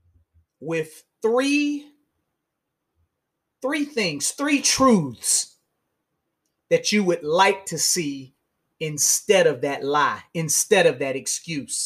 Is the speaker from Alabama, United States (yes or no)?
yes; Montgomery, Alabama, United States; I'm still from Montgomery, Alabama.